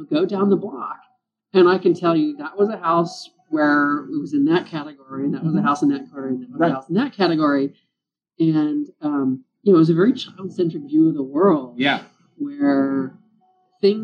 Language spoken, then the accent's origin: English; Memphis, Tennessee, United States; I grew up in Memphis, Tennessee, in an old post-World War II suburb.